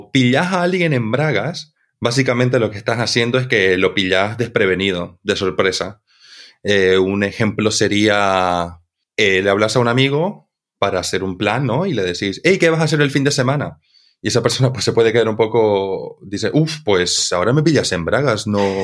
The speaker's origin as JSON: {"language": "Spanish", "region": "Santa Cruz", "country": "Bolivia", "accent": "cruceño/Spanish", "said": "mi acento ya es como una amalgama entre el acento cruceño y el acento español."}